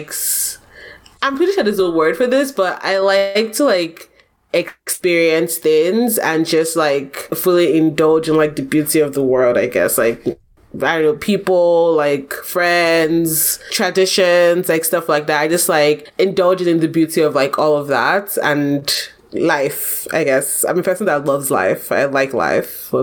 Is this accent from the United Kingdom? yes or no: no; Nigeria; I am Nigerian